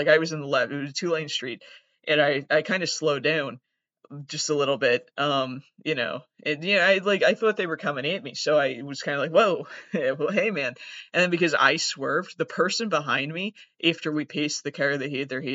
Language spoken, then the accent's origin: English; Massachusetts, United States; I am from Massachusetts